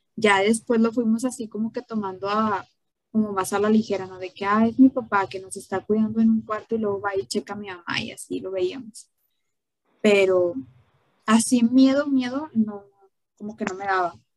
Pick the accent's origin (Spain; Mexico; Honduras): Mexico; esa es una de las tradiciones que, tenemos aquí en México